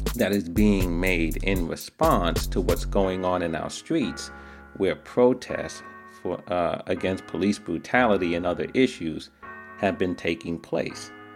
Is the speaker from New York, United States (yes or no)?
yes; New York City, New York, United States; New York City, my hometown